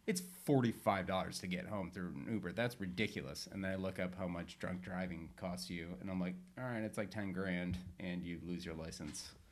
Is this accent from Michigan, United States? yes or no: yes; Northern Michigan, United States; now in Southern California, United States; growing up in Northern Michigan, I always had a sauna